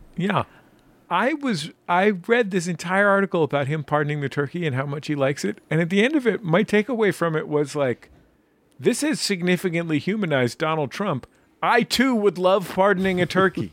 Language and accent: English; San Francisco, California, United States; moved away; I was born in San Francisco and lived there for quite some time.